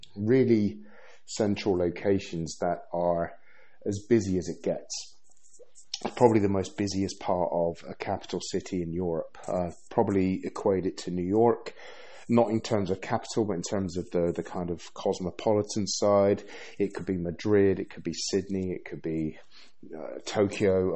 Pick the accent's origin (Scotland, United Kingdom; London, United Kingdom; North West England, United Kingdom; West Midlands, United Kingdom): London, United Kingdom; moved away as an adult; also born or lived in Bristol; now in Sweden; I've been British born, lived in London for most of my life after I moved from Bristol. But in 2011, I moved to Sweden.